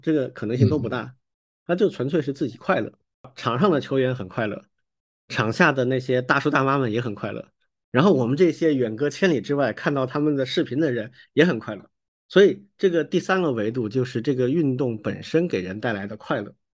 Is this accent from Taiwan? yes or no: no; Hong Kong; 我们香港人其实很喜欢踢足球的啊